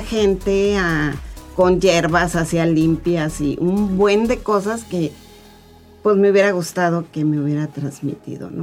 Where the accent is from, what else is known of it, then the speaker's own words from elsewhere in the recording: Mexico City, Mexico; moved away; la Ciudad de México porque ahí es donde yo soy chilanga, como dijeran por acá